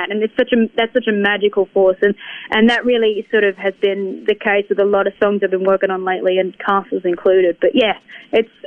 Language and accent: English; Tasmania, Australia; moved away as an adult; now in Nashville, United States; being a kid growing up in Australia